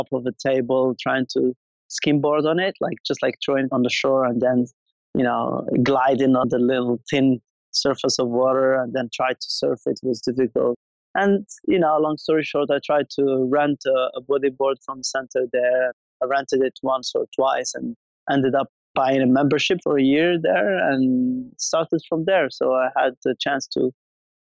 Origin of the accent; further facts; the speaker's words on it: Essaouira, Marrakesh-Safi, Morocco; moved away; I was born and raised in Essaouira